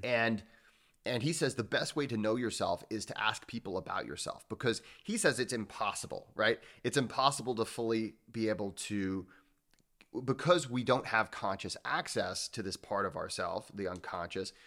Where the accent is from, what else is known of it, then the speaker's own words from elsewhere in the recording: Midwest, United States; I grew up in the Midwest